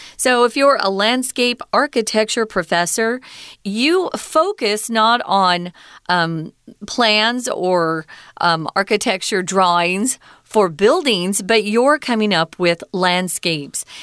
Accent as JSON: {"language": "English", "region": "Arizona", "country": "United States", "tie": "born or raised there", "said": "I grew up in Arizona"}